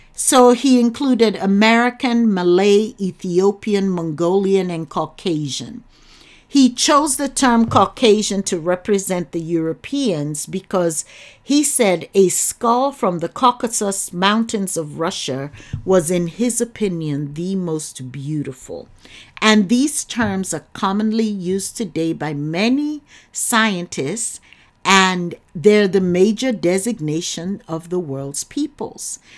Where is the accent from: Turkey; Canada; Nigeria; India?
Nigeria; now in United States; I'm from Nigeria